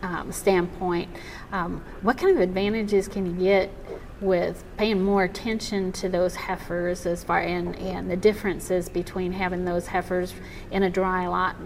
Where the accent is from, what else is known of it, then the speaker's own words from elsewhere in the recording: Missouri, United States; Like here in Florida, it's quite a bit different than my home state of Missouri